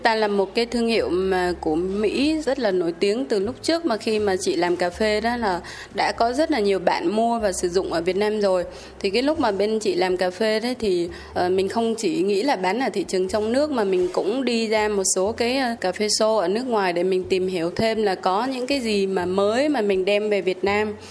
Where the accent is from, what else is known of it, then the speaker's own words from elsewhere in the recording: Haiphong, Vietnam; mình mình là người hải phòng